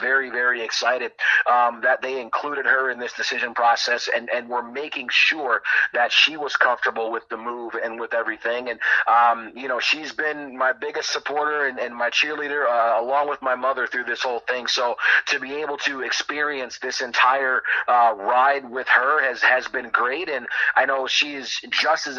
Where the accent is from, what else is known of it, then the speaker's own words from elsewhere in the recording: Detroit, Michigan, United States; growing up in Detroit